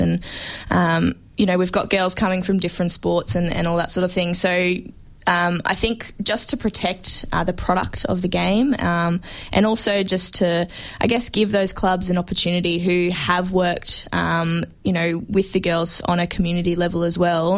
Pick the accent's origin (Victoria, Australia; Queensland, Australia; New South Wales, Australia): Queensland, Australia; Brisbane; now in Melbourne, Australia; I came from Queensland, and it's obviously a, a non-football traditional state